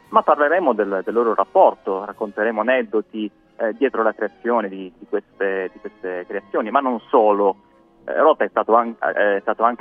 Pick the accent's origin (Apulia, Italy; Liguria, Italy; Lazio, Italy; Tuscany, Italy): Apulia, Italy; Bari; accent: Barese; Io l'avete eh, ormai capito dal mio accento beduino, sono, sono di Bari